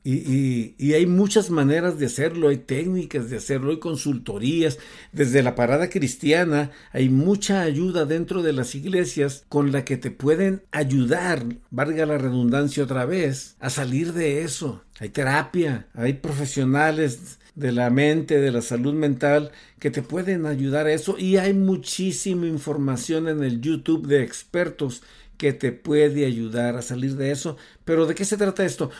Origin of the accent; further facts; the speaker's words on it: Mexico; el México lindo y querido de donde yo soy